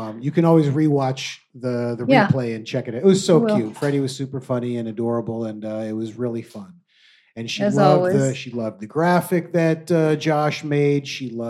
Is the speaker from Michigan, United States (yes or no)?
yes; Michigan, United States; now in New York, United States; that was the Midwest in me just popped right there. Mom, I'm from Michigan.